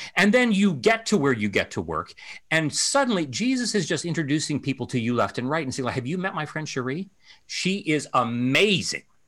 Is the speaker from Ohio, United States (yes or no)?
yes; Ohio, United States; moved away; my home state of Ohio